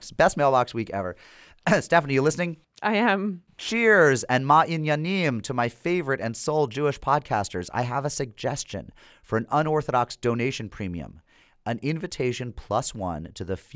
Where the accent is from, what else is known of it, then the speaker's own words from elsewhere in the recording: United Kingdom; now in Vilnius, Lithuania; I'm a city councilor in Vilnius. I'm British, the first elected foreigner in Lithuania